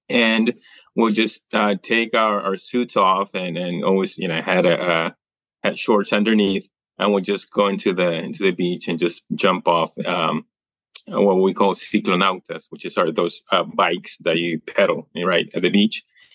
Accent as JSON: {"language": "English", "region": "New York", "country": "United States", "tie": "born there", "said": "See, I was born in the United States. I was born in New York."}